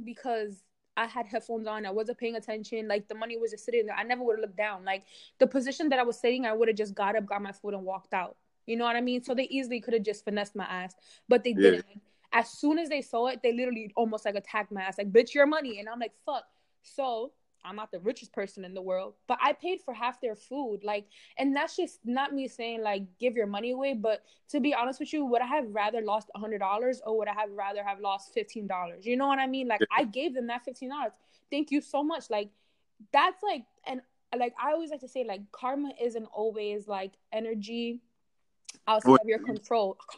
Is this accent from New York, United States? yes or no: yes; New York City, New York, United States; I grew up in New York City